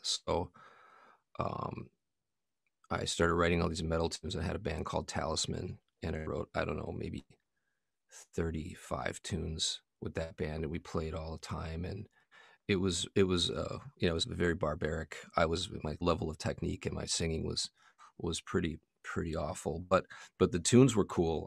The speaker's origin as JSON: {"language": "English", "town": "Milwaukee", "region": "Wisconsin", "country": "United States", "tie": "born or raised there", "also_born_or_lived": "Long Beach, California", "said": "I wasn't born in Milwaukee, but I, you know, I grew up in Milwaukee"}